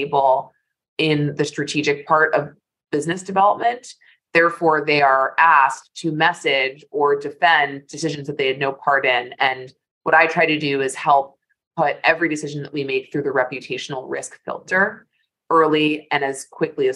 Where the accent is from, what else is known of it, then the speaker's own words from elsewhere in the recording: New York, United States; I am in my office in New York, where I am proud to be a native, born and bred Manhattanite